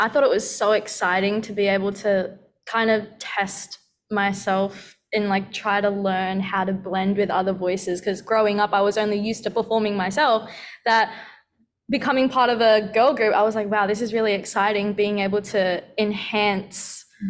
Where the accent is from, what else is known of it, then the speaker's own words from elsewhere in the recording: Philippines; Well, I've got Spanish in me. She knows a bit of German, and we're all Filipino.